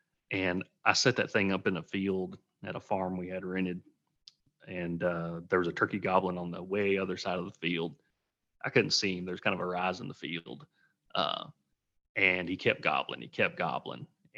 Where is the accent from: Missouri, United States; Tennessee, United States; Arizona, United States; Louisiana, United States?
Tennessee, United States; Yeah, I am from Tennessee, grew up there.